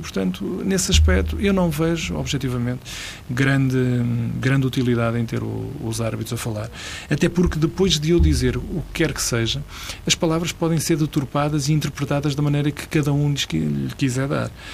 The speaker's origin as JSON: {"language": "Portuguese", "town": "Lordelo", "country": "Portugal", "said": "em Lordelo, que é de onde eu sou"}